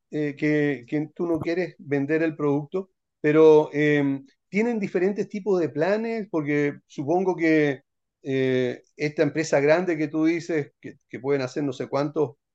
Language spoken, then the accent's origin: Spanish; Santiago, Santiago Metropolitan Region, Chile; ¿podría suceder que la propiedad que yo quiera vender esté en Antofagasta yo soy de Santiago y el comprador es de Temuco